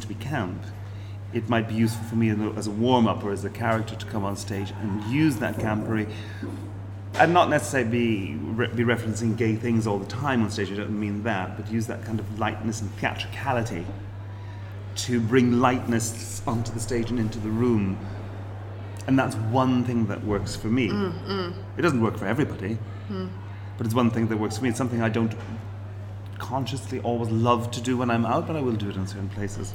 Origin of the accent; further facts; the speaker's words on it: Ireland; As an Irish person